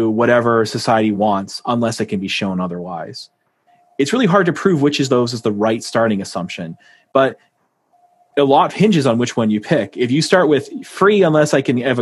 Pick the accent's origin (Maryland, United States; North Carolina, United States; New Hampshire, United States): New Hampshire, United States; moved away; I'm from New Hampshire